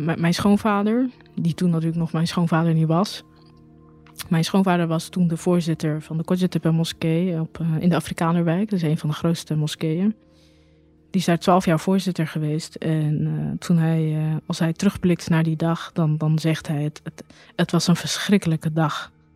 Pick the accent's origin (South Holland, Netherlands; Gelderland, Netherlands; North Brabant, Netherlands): South Holland, Netherlands; Rotterdam; Geboren Rotterdamse, geboren in Rotterdam-Noord. Nou, in 2002 eh, woonde ik in eh, Rotterdam-Noord, uh, vlak bij de Bergweg. Daar ben ik ook geboren, daar ben ik opgegroeid